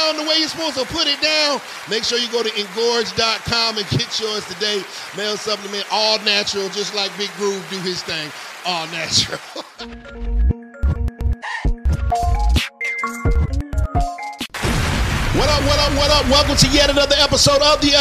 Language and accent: English; Virginia, United States; I'm from Virginia. We're from, the same area